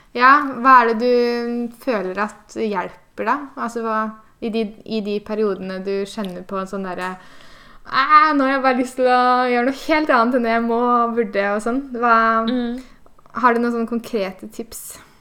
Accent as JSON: {"language": "Norwegian", "region": "Eastern Norway", "country": "Norway", "moved": "yes", "lives_now": "Bergen, Norway", "said": "jeg, som dere hører, så er jeg østlending som har havna på Vestlandet"}